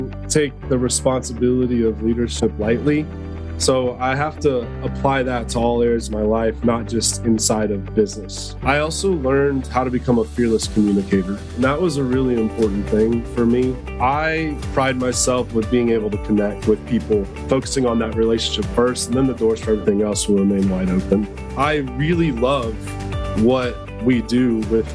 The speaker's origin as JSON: {"language": "English", "town": "Dallas", "region": "Texas", "country": "United States", "tie": "born or raised there", "said": "I was born in Dallas, Texas, but my whole family's from Iowa."}